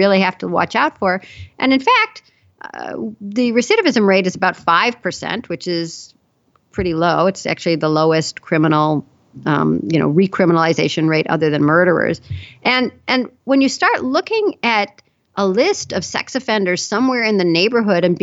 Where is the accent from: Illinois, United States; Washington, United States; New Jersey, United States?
Illinois, United States; Chicago; I grew up in Chicago